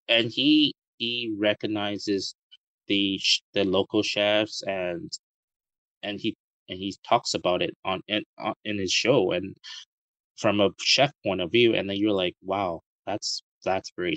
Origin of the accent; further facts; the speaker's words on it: Vancouver, British Columbia, Canada; moved away as an adult; now in Taiwan; I was born in Taiwan, and both of my uh, parents are Taiwanese. And I immigrated to Canada when I was six years old. Um, I went to Vancouver and lived in Vancouver for over 22 years of my life, and I moved back to Taiwan in 2013